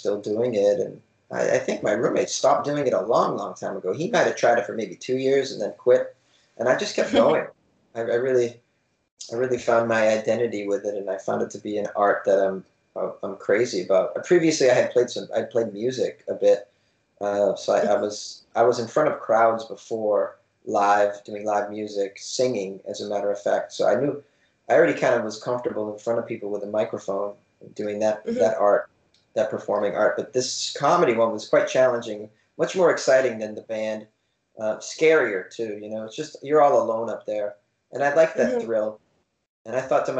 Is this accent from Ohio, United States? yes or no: no; Boston, Massachusetts, United States; moved away as an adult; also born or lived in New York City; now in Los Angeles, United States; I'm an East Coaster. I grew up in Boston, Massachusetts.